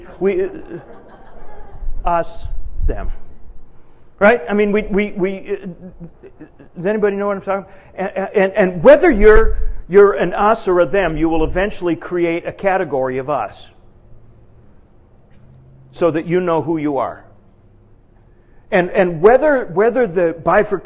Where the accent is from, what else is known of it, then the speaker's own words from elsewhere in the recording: Edmonton, Alberta, Canada; moved away as an adult; now in United States; I'm from Canada